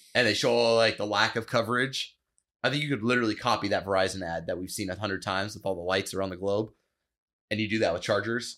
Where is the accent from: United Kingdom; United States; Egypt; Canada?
United States; I'm American